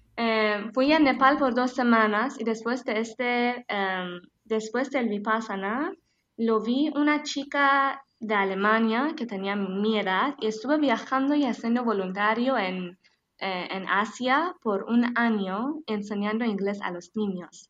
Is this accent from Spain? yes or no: no; Tehran, Tehran Province, Iran; Spanish is a second language; moved away as an adult; Yo soy de Teherán, de capital de Irán, una chica que, bueno, nací en la ciudad